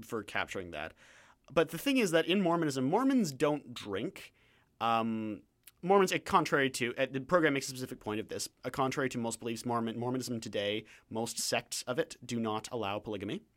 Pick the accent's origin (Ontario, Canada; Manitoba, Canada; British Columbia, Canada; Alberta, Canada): Ontario, Canada; London; now in Vancouver, Canada; I come from London, Ontario